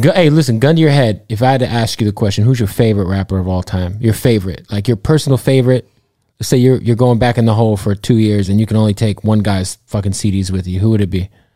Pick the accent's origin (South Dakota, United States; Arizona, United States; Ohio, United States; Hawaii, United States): Arizona, United States; Phoenix; I'm from Phoenix